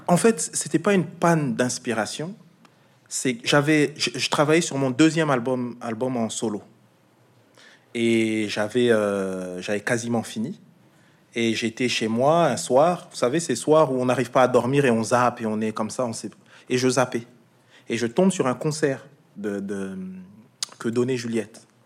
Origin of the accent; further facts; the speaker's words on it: Alsace, Grand Est, France; Moi je suis alsacien